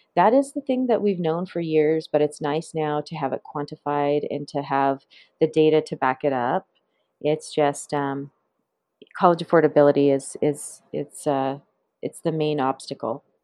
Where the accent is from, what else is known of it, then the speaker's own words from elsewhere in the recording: Flathead Indian Reservation, Northwest Montana, United States; I grew up on the Flathead Indian Reservation there